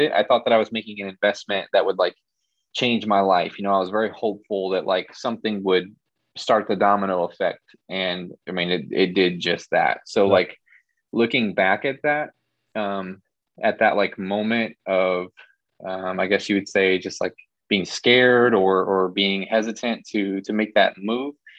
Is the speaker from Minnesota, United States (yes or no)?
no; Illinois, United States; moved away as an adult; now in Florida, United States; I'm originally from Illinois and I decided to kind of just pack everything up in my car and move down here